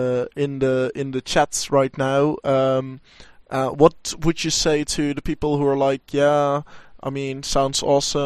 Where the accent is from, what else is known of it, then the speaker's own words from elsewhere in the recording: Enschede, Overijssel, Netherlands; in Enschede, in my hometown